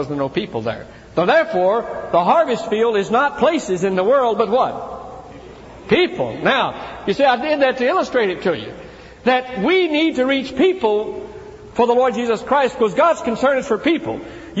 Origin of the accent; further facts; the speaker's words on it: Tennessee, United States; my brother and I grew up in Tennessee in a small church out in the country